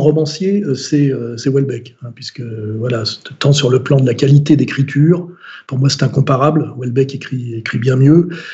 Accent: France; en tant que français, catholique, culturel

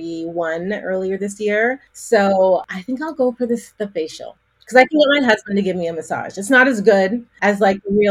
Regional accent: Calgary, Alberta, Canada; now in Toronto, Canada; I was born in Toronto, and that's where I live. But my hometown where I grew up is a place called Calgary, Alberta.

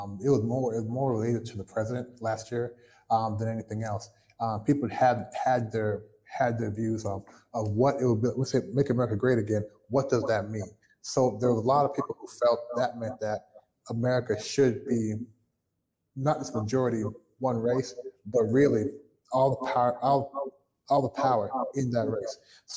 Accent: Toronto, Ontario, Canada; born there; Now, my family is Jamaican. I was born in Toronto, Canada. My family was Jamaican.

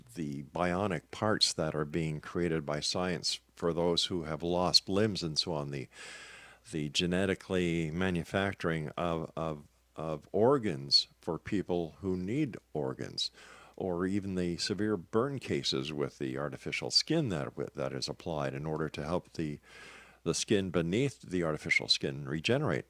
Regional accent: Canada; I'm a Canadian

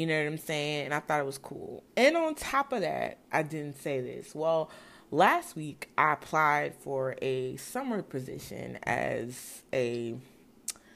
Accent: Brownsville, New Jersey, United States; also born or lived in Newark, New Jersey; I was born in Newark, but raised in Brownsville, New Jersey

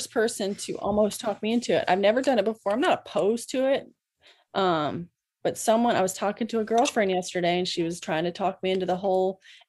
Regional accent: Hilton Head, South Carolina, United States; also born or lived in Savannah, Georgia; now in Charleston, United States; I was born in Savannah, moved to Hilton Head when I was Hilton Head, South Carolina, when I was 10, and then moved here, I guess, 13 years ago. So I've been in the low country area my whole life.

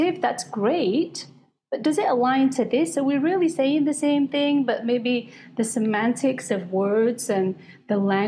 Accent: United Kingdom; I was raised in the Sikh faith from India originally, but I was born and raised in Britain

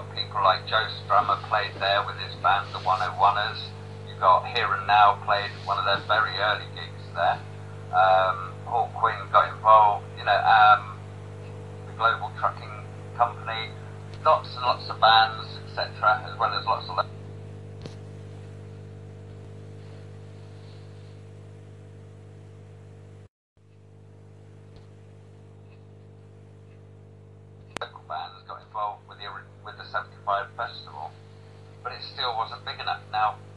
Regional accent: England, United Kingdom; as English people

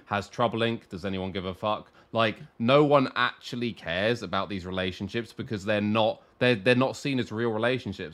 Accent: England, United Kingdom; as a British person, as an English person

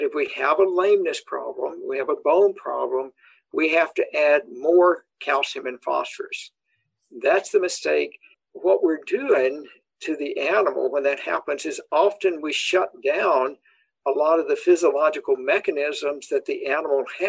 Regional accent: the South, United States; also born or lived in Nebraska; now in Madison, United States; cow-calf operations growing up in the South

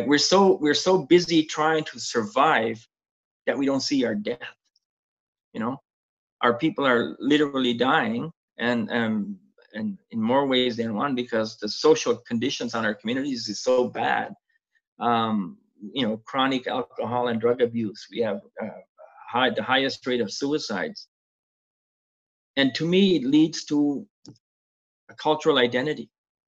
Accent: Canada; first language Mi'kmaq; English is a second language; because Mi'kmaq is my first language.

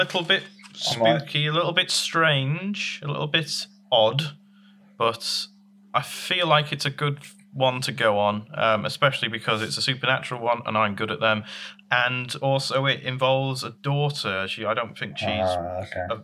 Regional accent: Manchester, North West England, United Kingdom; I'm from Manchester

